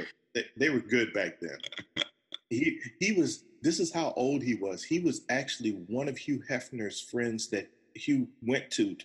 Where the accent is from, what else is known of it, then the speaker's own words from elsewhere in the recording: Fort Bragg, North Carolina, United States; born there; also born or lived in Berlin, Germany; On an Army base. So I was born in North Carolina on Fort Bragg. My brother and sister were born on Fort Benning.